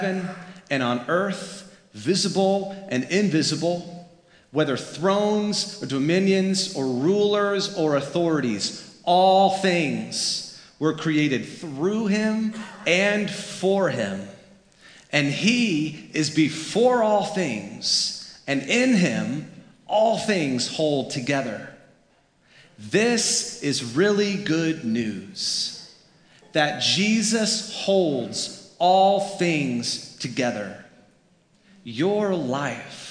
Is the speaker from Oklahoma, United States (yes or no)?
no; Florida, United States; moved away; was born and raised in Florida